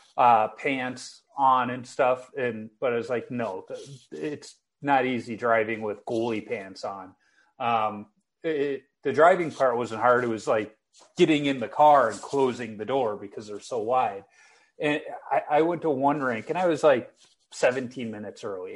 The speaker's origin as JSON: {"language": "English", "town": "Chicago", "region": "Illinois", "country": "United States", "tie": "born or raised there", "said": "me growing up in Chicago"}